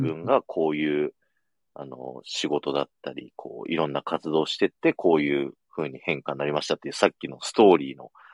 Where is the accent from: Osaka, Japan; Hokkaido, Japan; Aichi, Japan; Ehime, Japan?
Aichi, Japan; 僕、愛知県民なのに